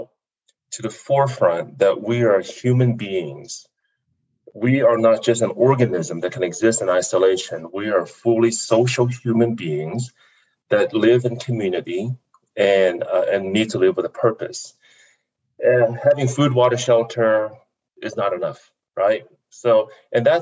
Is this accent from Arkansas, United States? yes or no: yes; Fort Smith, Arkansas, United States; also born or lived in South Vietnam; now in Colorado Springs, United States; we ended up in Fort Smith, Arkansas. And that's where I grew up, one of 11 kids.